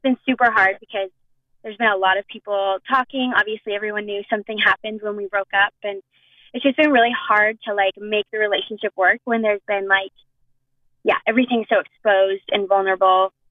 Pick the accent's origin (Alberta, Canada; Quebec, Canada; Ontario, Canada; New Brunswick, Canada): Alberta, Canada; Edmonton; I'm from Edmonton